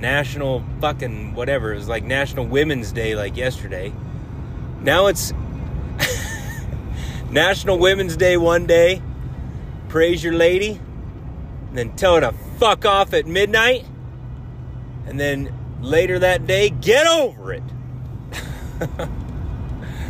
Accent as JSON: {"language": "English", "town": "Chadron", "region": "Nebraska", "country": "United States", "tie": "born or raised there", "said": "Shadron, my hometown"}